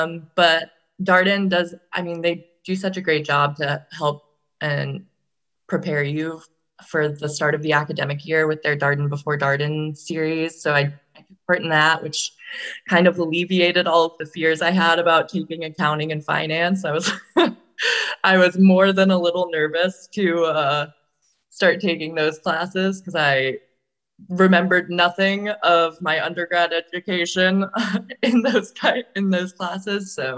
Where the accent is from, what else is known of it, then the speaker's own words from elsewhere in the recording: Virginia, United States; I'm from Virginia. Well, I'm technically from Virginia. I was an Army brat, so I lived in a lot of places growing up, but we spent most of our time in Virginia.